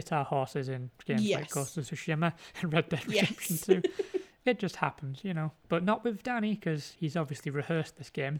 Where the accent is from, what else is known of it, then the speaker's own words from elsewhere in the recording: North West England, United Kingdom; No, I am from Cumbria.